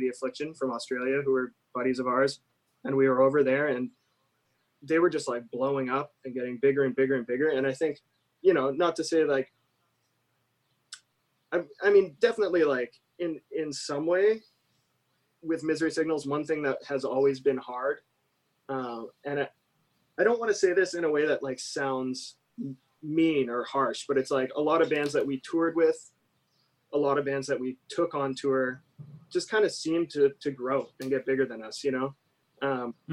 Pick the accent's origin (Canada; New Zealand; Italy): Canada; moved away as an adult; also born or lived in United States; I'm Canadian and I had been living in the US